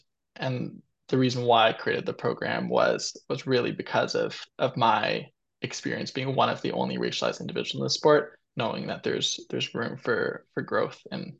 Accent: Kingston, Ontario, Canada; I am a Bachelor of Health Science student at Queen's University, and I am also from Kingston, Ontario.

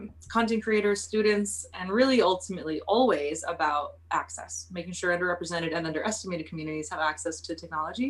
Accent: Oxnard, California, United States; moved away as an adult; I'm from Oxnard, California. Oxnard is about an hour and a half north of LA.

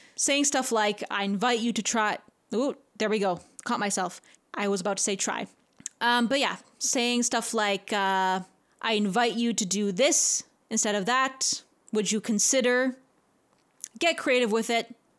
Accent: Canada; I'm a Canadian

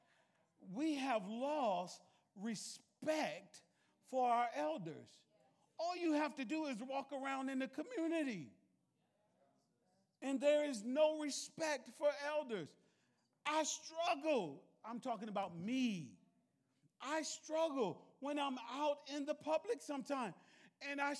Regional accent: the South, United States; I was raised in the South

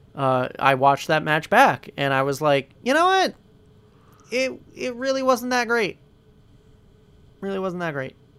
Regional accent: Scranton, Pennsylvania, United States; I'm from Scranton, so, like, having a show like the U S version of The Office take place literally, like, five minutes away from where I live

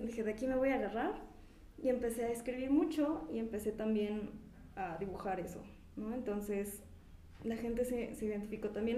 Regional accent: Pachuca, Hidalgo, Mexico; soy de aquí de Pachuca

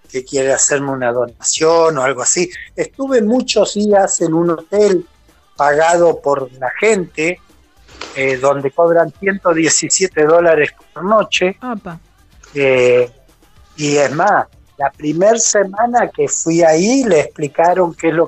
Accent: Argentina; Y bueno, como en Argentina no come nadie. ¿eh?

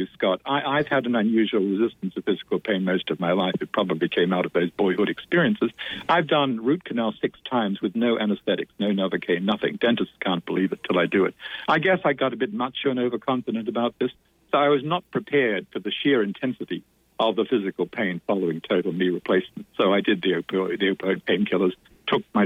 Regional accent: Australia; In my native Australia

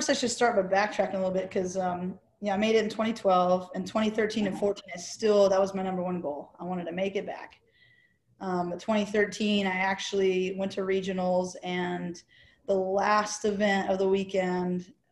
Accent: Camp Pendleton, California, United States; born there; holy crap, that's where I was born on the Marine Corps base, you know?

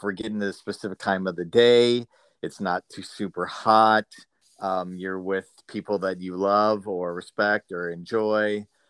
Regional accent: Minnesota, United States; I grew up in Minnesota

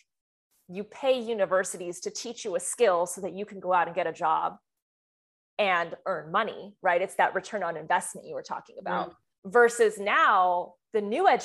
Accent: France; moved away; I'm from France

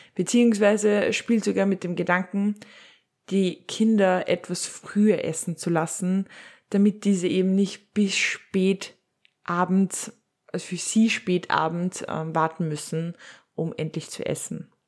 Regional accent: Upper Austria, Austria; bei uns in Oberösterreich

